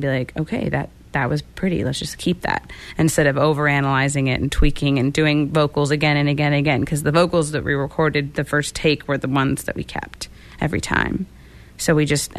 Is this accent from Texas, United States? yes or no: yes; Texas, United States; growing up in Texas